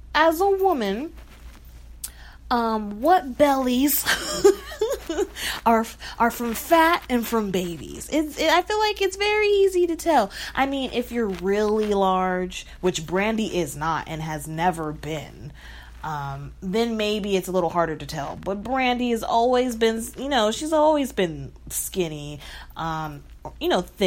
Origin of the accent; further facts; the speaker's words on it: Texas, United States; I'm from Texas